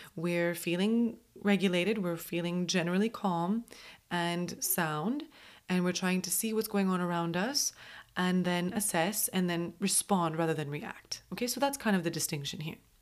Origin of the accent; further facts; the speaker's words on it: Montreal, Quebec, Canada; moved away; I'm from Montreal